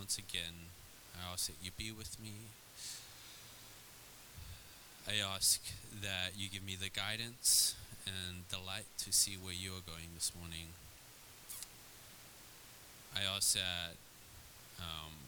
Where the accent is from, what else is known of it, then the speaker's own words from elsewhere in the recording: South Africa; also born or lived in Red Bluff, California; now in California, United States; I would move to a small cowboy town in California growing up in South Africa